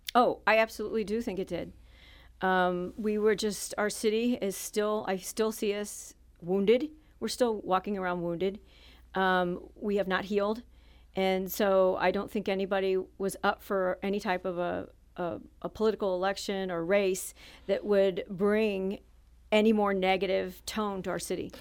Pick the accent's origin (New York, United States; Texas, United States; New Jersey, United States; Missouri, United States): Missouri, United States; Jefferson City; also born or lived in Saint Louis, Missouri; I grew up in Jefferson City, Missouri until I was going into high school